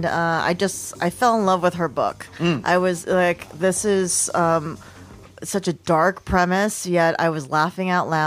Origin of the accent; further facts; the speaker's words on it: Lancaster, Pennsylvania, United States; I'm from Lancaster